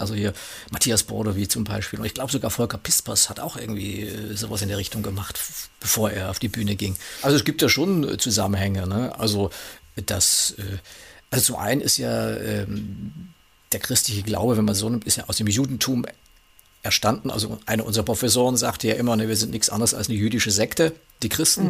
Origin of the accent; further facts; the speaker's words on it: Saxony, Germany; dass ich aus Sachsen bin